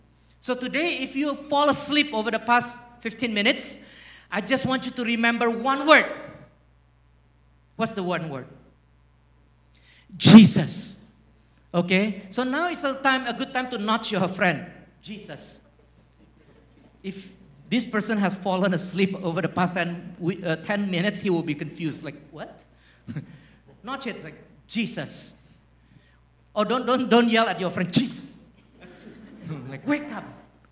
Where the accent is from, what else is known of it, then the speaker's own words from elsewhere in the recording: Singapore; accent: Singlish; As you can tell, my Singlish is very strong. Okay. I grew up in Singapore.